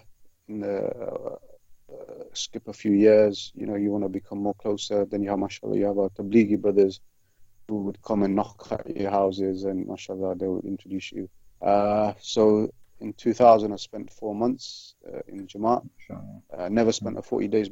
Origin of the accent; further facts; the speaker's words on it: Leicester, East Midlands, United Kingdom; also born or lived in Malawi; I grew up in Leicester, in one of the roughest areas